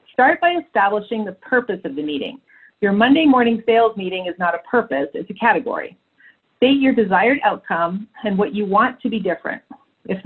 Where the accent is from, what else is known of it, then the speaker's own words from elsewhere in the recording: Canada; I was born in Canada